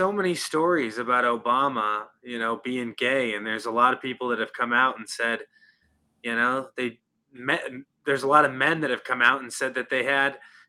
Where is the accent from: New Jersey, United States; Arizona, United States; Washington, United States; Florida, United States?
Washington, United States; Seattle; also born or lived in Vancouver, British Columbia; now in Palm Springs, United States; I live in Palm Springs, California now, but I'm originally from Seattle.